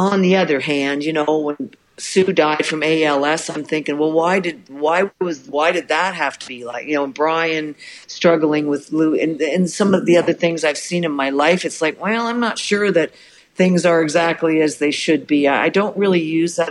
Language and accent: English; Canada; I'm Canadian